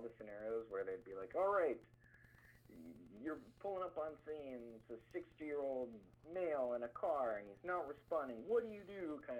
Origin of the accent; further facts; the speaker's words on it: Fargo, North Dakota, United States; also born or lived in Moorhead, Minnesota; I am originally from the Fargo-Moorhead area. That's where I've grown up and spent most of my life, and I went to school in the area